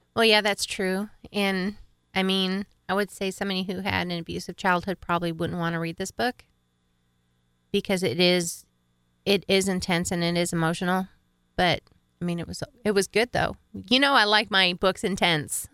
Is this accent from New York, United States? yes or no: yes; upstate New York, United States; I grew up in upper state New York